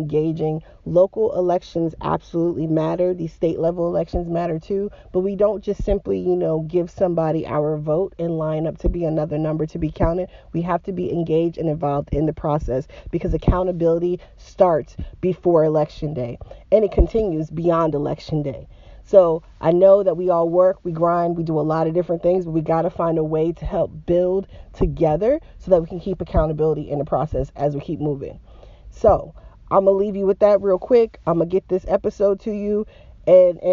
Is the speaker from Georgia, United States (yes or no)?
yes; Georgia, United States; also born or lived in Appalachia; my home state of Georgia.